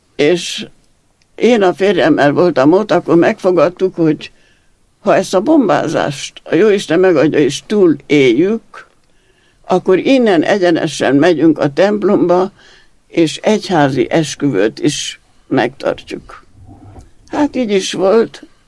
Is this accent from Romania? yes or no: yes; Regat, Romania; first language Hungarian; also born or lived in Transylvania; now in Érd, Hungary; 21-ben születtem, 24-ben Erdőből bekerültünk a regátba, egy egész új környezetben, és mint magyar nem tudtam a nyelvet